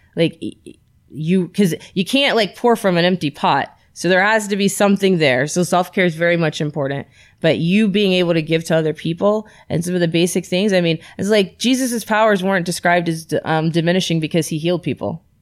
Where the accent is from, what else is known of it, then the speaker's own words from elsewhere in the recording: Florida, United States; moved away; I'm from Florida